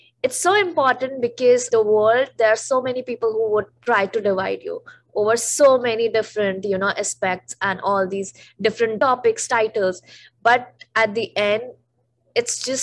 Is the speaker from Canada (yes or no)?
no; the Himalayas, North India, India; moved away; I'm a North Indian, and that too, I am from the Himalayas